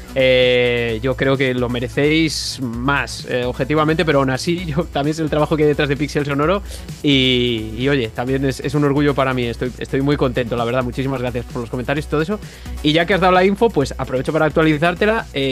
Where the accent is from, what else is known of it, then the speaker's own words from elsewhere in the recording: Benavente, Castile and León, Spain; now in Valladolid, Spain; precisamente estoy en Benavente, que es de donde soy yo, de donde soy de toda la vida, pero, vivo en Valladolid habitualmente